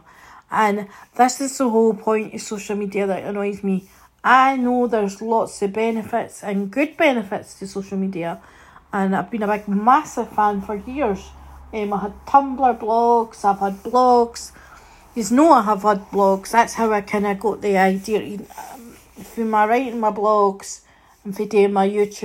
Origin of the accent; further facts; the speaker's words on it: Scotland, United Kingdom; I am a Scottish fan